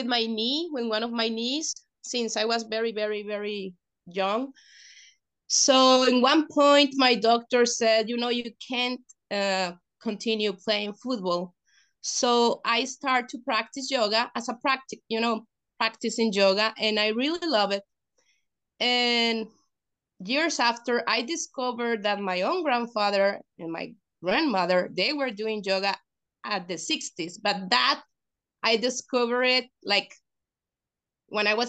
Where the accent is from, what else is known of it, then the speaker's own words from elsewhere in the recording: Mexico; the students that we are from Mexico